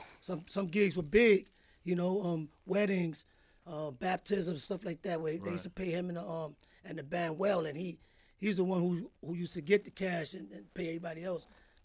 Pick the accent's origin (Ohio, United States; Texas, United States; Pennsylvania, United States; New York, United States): New York, United States; New York City; first language Spanish; English is a second language; also born or lived in Puerto Rico; I was born in Greenpoint Hospital in Brooklyn. And I guess my mom's had put in, she tells us, for projects back then. And they called her when I was a year old. And that's when we moved to Fort Greene, to the projects.